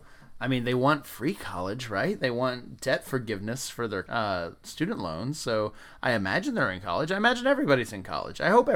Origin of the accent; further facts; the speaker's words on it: the South, United States; Something I didn't know growing up in the South, that people are racist and racism is bad.